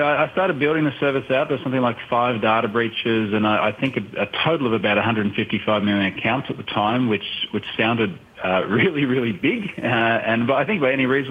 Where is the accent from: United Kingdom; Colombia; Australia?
Australia; I'm obviously Australian.